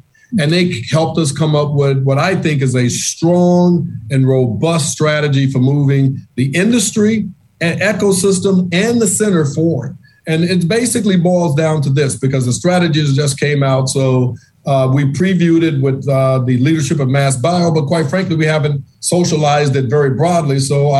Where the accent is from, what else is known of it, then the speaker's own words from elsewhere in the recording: the South, United States; In my book, I much prefer face-to-face meetings, being the Southerner that I am.